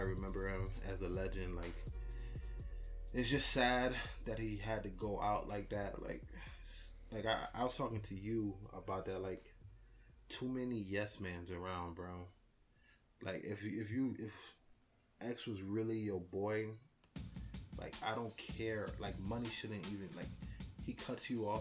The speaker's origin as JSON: {"language": "English", "region": "New Jersey", "country": "United States", "tie": "born or raised there", "said": "growing up in Jersey, you know, the brother, stepbrother of New York"}